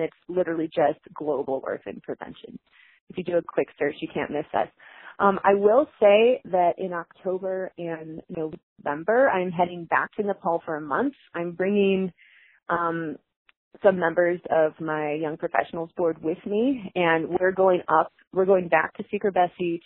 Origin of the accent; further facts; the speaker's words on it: Chicago, Illinois, United States; moved away; I'm originally from Chicago, and we're really sarcastic. And if someone doesn't like what you're doing, they will tell you right then and there to your face. And that's how I was raised